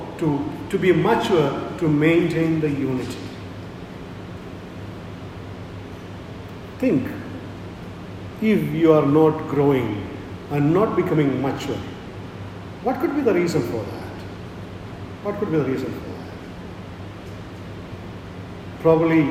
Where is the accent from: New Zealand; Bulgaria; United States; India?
India; I am an Indian